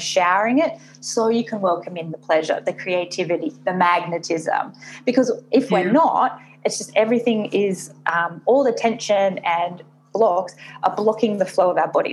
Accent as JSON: {"language": "English", "town": "Sydney", "region": "New South Wales", "country": "Australia", "also_born_or_lived": "Hong Kong", "moved": "as an adult", "lives_now": "Singapore", "said": "I am based in Singapore, but I am originally from Australia and I've been living in Asia for the last six and a half years, so between Hong Kong and Singapore"}